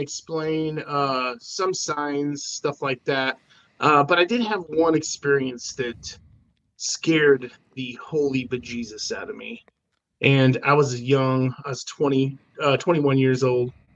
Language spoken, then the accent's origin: English; Idaho, United States; born or raised there; also born or lived in Oregon City, Oregon / Spokane, Washington